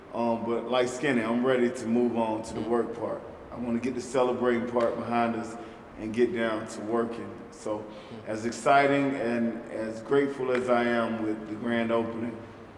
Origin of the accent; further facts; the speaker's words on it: Georgia, United States; I'm from Georgia, so I have a million people to invite.